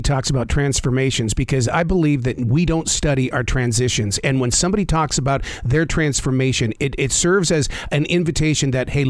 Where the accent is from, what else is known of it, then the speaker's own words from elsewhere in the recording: Montana, United States; now in Charlotte, United States; I'm in Charlotte, North Carolina now, but I grew up in the state of Montana.